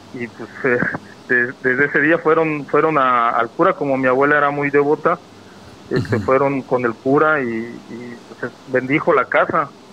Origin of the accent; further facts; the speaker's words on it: Zongolica, Veracruz, Mexico; now in Monterrey, Mexico; yo soy de Zongolica.